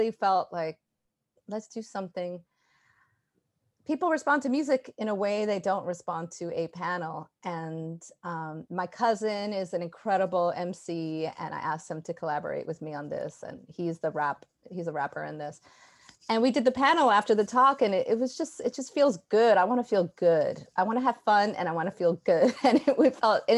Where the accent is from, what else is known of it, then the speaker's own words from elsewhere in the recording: New York City, New York, United States; also born or lived in Brooklyn; I grew up in Jamaica, Queens, and now I'm in Brooklyn. So I never really left New York.